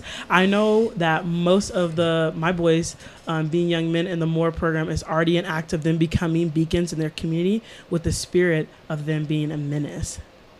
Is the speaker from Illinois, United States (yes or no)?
yes; Chicago, Illinois, United States; Chicago, my hometown.